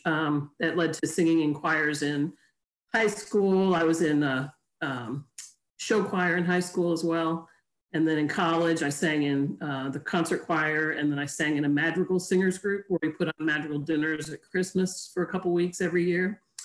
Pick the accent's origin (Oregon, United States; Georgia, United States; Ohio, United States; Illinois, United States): Illinois, United States; Chicago; moved away as an adult; also born or lived in Tennessee / South Carolina; I grew up in Chicago